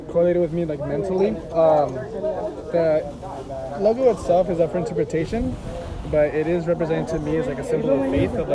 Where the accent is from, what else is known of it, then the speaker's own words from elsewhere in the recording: Fontana, California, United States; also born or lived in Moreno Valley, California / Redlands, California; I'm actually based out of Redlands right now, but I was born in Fontana, Kentucky.